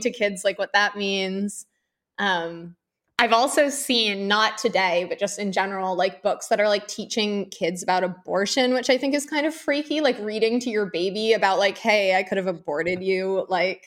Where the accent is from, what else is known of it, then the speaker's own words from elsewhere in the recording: Northeast, United States; now in Florida, United States; I'm from a blue state originally, I'm from the Northeast.